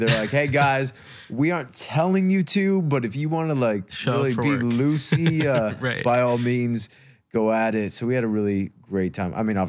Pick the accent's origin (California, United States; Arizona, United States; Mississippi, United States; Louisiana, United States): Arizona, United States; also born or lived in North Dakota / Kansas City / Iowa / Denver; now in Los Angeles, United States; Well, I was born in North Dakota. Yeah. After my parents separated, moved to, it's kind of, I block a lot of it. Kansas City, then Iowa, wow. then Denver, Colorado, then Arizona. And then from Arizona, grew up most of my life there.